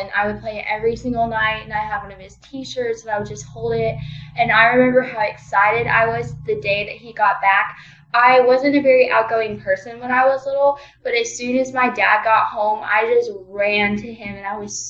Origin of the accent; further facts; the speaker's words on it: Wiesbaden, Hesse, Germany; born there; And then when I was born, my dad had gotten deployed to Germany. So I was born in Wiesbaden off base. So I kind of have like dual citizenship